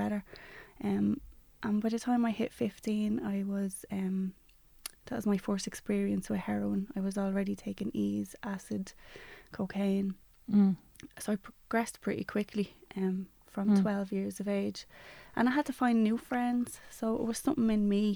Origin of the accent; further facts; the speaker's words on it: Dublin, Leinster, Ireland; I grew up in Ballymun